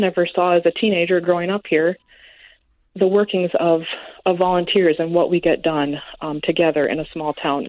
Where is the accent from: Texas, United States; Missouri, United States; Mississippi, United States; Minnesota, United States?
Minnesota, United States; Preston; moved away as an adult; also born or lived in Twin Cities, Minnesota / Nashville, Tennessee; Well, after living away for 13 years in the Twin Cities and then in Nashville, Tennessee, where my husband's from, we decided to move back to my hometown, mm-hmm. Preston.